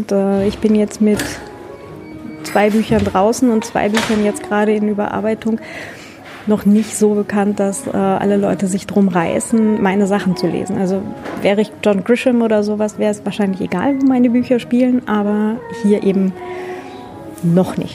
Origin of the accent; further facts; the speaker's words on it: Germany; außerdem bin ich ja Deutsche, deswegen ist er so uninteressant.